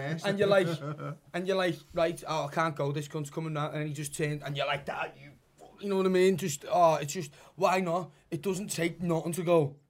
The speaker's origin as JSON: {"language": "English", "town": "Liverpool", "region": "North West England", "country": "United Kingdom", "accent": "Scouse", "said": "we're not English, we're Scouts."}